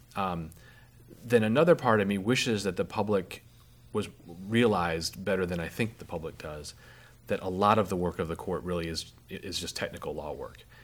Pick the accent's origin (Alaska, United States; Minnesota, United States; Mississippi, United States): Alaska, United States; I'm from Alaska